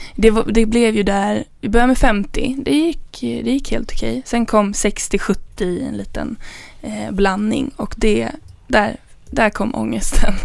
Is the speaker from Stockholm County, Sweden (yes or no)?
yes; Danderyd, Stockholm County, Sweden; jag kommer från Danderyd